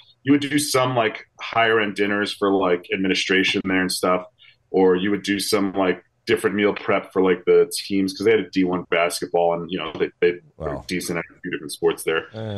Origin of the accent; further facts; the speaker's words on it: New Jersey, United States; I'm from the East Coast, so college football isn't quite as big, and I've never lived in a place where college football was hyped this much